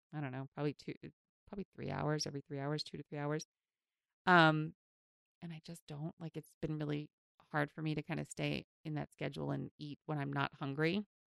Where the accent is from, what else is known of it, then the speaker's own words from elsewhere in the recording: New York City, New York, United States; I grew up in Queens